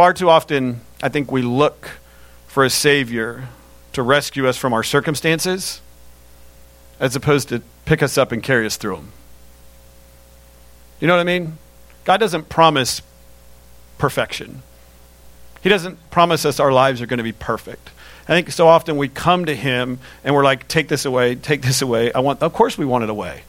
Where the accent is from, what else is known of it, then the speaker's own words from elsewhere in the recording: Lakeland, Florida, United States; When I was younger, my mom worked, we grew up in Lakeland, and she worked for Florida Baptist Children's Home, which is in Lakeland